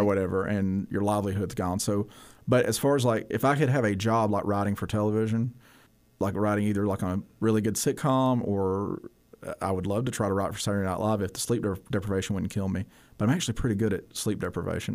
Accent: Bethel, Cullman County, Alabama, United States; I grew up in a community called Bethel, so I, I went K through twelve at a school called West Point High School

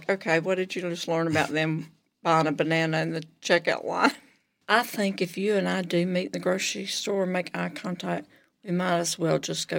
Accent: Georgia, United States; I grew up in Georgia, and I'm 59

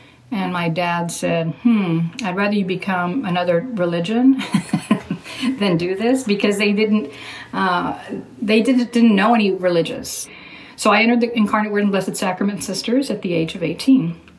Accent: Corpus Christi, Texas, United States; now in San Antonio, United States; I'm podcasting from Corpus Christi, Texas, my hometown.

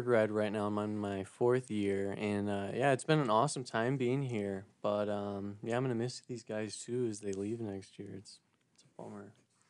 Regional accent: Racine, Wisconsin, United States; moved away as an adult; now in DeKalb, United States; I'm from Racine, Wisconsin

